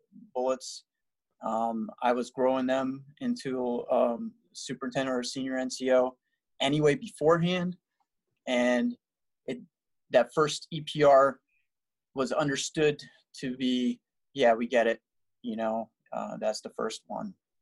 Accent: New Jersey, United States; moved away; I'm from New Jersey, and we don't have a team.

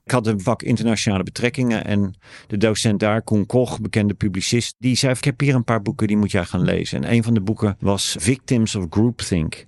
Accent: The Hague, South Holland, Netherlands; accent: Haags; also born or lived in Sweden / Australia; Ik ben Haagenees. De erg geoefende luisteraar weet dan dat ik uit een bepaald deel van Den Haag kom

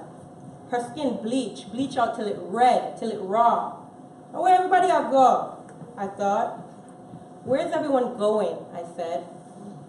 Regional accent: Jamaica; now in United States; I am Jamaican, almost American, and still belong to none

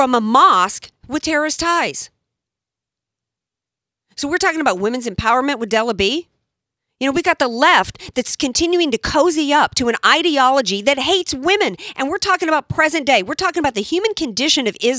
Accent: Deep South, United States; moved away; I was like the only white girl in the Deep South that only listened to black music when I was growing up. I was raised on Motown

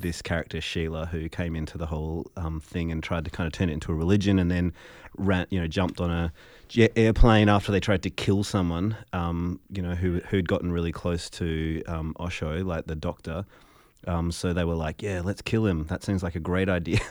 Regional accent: Fremantle, Western Australia, Australia; growing up in Fremantle as a musician

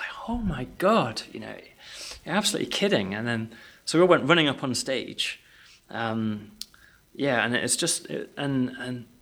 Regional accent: United Kingdom; because we're British

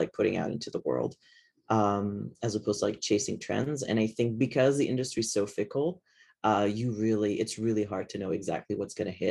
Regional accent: Lebanon; moved away; I come from Lebanon, which is technically a third world country.

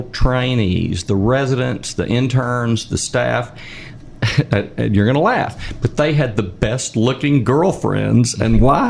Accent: South Arkansas, United States; I was raised in South Arkansas

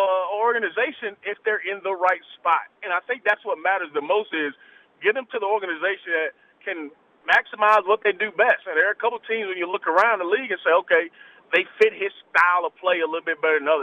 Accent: Atlanta, Georgia, United States; I'm from Atlanta, so I'm like, here goes the Atlanta number calling me.

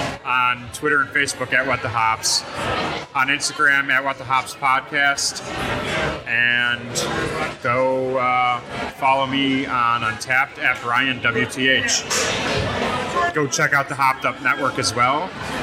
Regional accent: Cheektowaga, New York, United States; we grew up in Cheektowaga. It's ingrained in our lives.

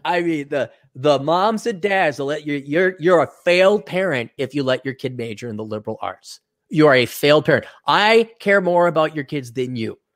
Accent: Wisconsin, United States; now in Minnesota, United States; I was born here, but I am not a good Minnesotan, and I'm never gonna be called a Minnesotan. I was brought up in Wisconsin, which isn't that much better

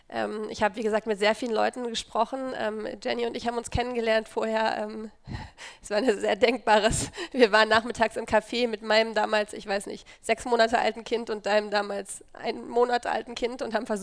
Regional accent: Dortmund, North Rhine-Westphalia, Germany; ich komme ähm, aus Dortmund

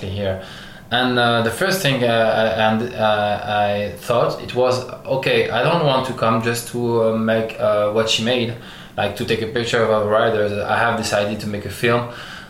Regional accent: France; English is a second language; also born or lived in Algeria; I'm born in Algeria and I grew up in France.

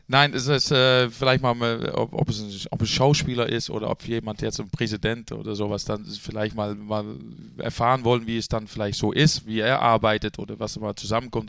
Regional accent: Netherlands; also born or lived in Bremen, Germany; now in Germany; gebürtiger Holländer

